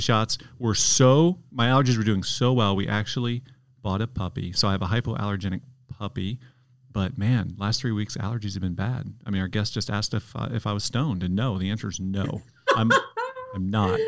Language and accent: English; Detroit, Michigan, United States; moved away; I'm from Detroit originally